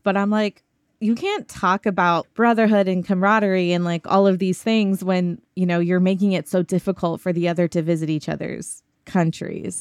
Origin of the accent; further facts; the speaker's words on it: Arlington, Texas, United States; also born or lived in Pakistan; now in Austin, United States; I grew up in Arlington, Texas, outside of Dallas